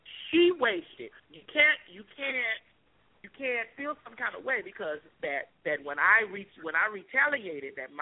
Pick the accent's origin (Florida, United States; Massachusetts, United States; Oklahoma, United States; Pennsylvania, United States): Florida, United States; I'm from Florida.